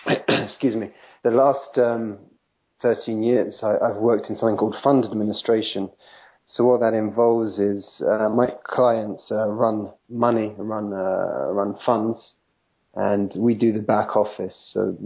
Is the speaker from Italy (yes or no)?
no; England, United Kingdom; also born or lived in France; now in United States; Well, I left England in 2003, but I didn't come straight to the US. I actually lived for 3.5 years in France, in the south of France near Nice.